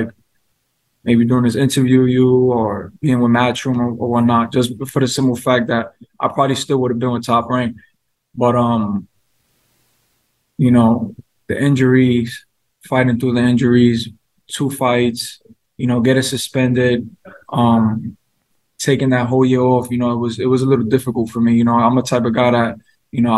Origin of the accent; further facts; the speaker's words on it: New York, United States; I'm from New York, I'm 26